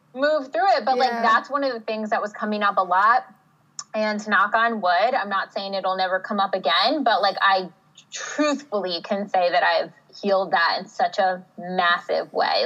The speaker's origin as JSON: {"language": "English", "region": "New Jersey", "country": "United States", "also_born_or_lived": "Pennsylvania / Chicago", "moved": "as an adult", "said": "I'm from the East Coast originally. I'm from Jersey"}